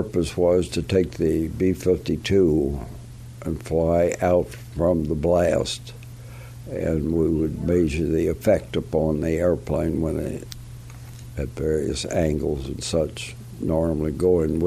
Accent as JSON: {"language": "English", "region": "West Virginia", "country": "United States", "moved": "yes", "said": "I came from West Virginia"}